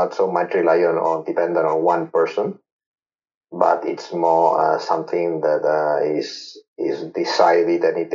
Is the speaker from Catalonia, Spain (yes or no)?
yes; Barcelona, Catalonia, Spain; I'm from Barcelona